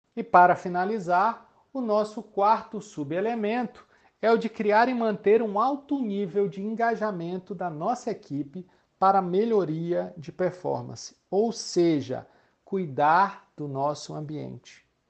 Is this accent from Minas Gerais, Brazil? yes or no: no; Maranhão, Brazil; sou maranhense, sou casado